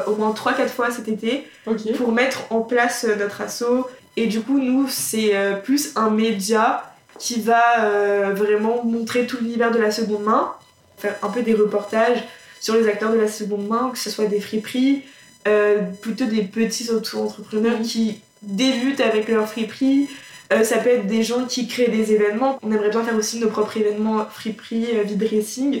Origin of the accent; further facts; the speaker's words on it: Somme, Hauts-de-France, France; je viens de la campagne, je viens euh, de la Somme, milieu très agricole également